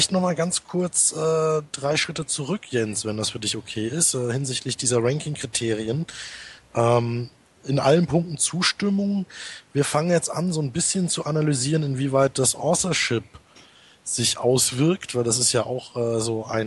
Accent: North Rhine-Westphalia, Germany; also ich komme ja aus dem Ruhrgebiet

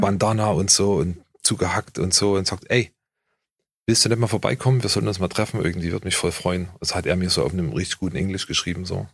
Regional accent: Germany; ich bin halt ein Deutscher

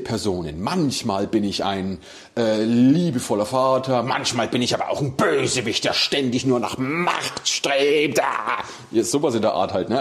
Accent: Nuremberg, Bavaria, Germany; Hier bei uns in Nürnberg

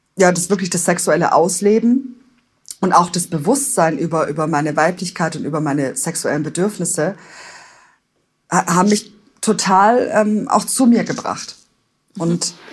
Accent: Stuttgart, Baden-Württemberg, Germany; moved away as an adult; also born or lived in Palatinate; in meine Heimat nach Stuttgart

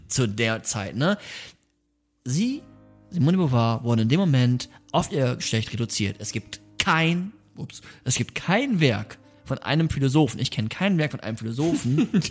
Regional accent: Bremen, Germany; moved away; Wir kommen ja aus Bremen, wir beide

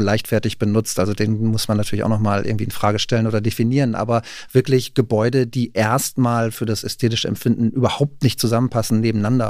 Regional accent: Rheine, North Rhine-Westphalia, Germany; now in Berlin, Germany; Rheine zum Beispiel, wo ich herkomme

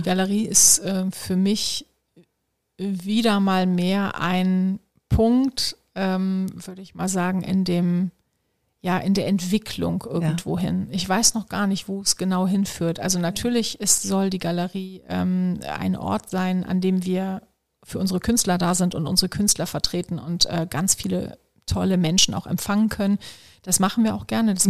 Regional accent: Solingen, North Rhine-Westphalia, Germany; für eine Immobilienfirma in meiner Heimatstadt in Solingen. Ich komme ja, ähm, ich ja aus dem Bergischen Land

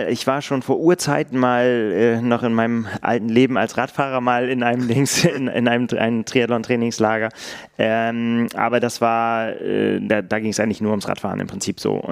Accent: Northern Germany, Germany; ich darf das sagen, als Norddeutscher sind das Berge

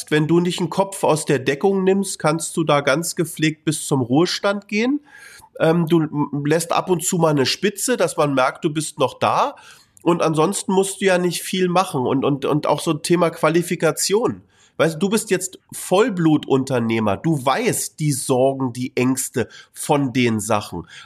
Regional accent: Berlin, Germany; Ich meine, ich bin Berliner.

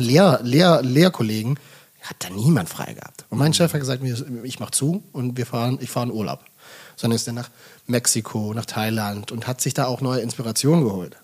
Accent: Bad Waldsee, Baden-Württemberg, Germany; moved away as an adult; now in Hamburg, Germany; Ich komme ja aus dem Schwabenland, ich komme aus Baden-Württemberg

